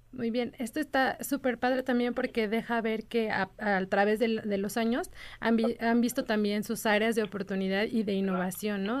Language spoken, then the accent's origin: Spanish; Mexico; como mexicanos